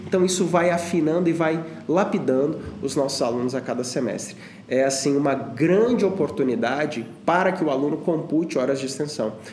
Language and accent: Portuguese; Monte Sião, Minas Gerais, Brazil; eu sou lá de Monte Sião, no interior de Minas Gerais.